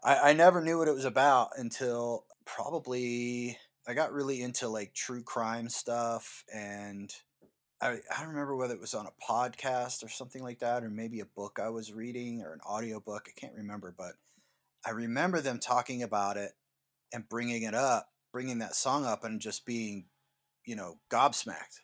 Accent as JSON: {"language": "English", "region": "East Coast", "country": "United States", "tie": "born or raised there", "said": "I grew up on the East Coast"}